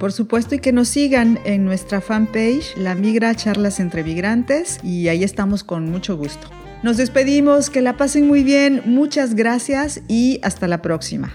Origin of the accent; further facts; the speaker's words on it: Veracruz, Mexico; moved away as an adult; also born or lived in Paris region, France; now in France; yo vengo de Veracruz. Para quienes no sean mexicanos, bueno, Veracruz es un puerto tropical